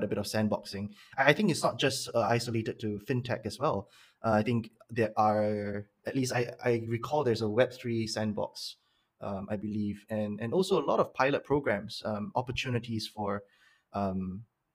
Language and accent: English; Singapore; I am a Singaporean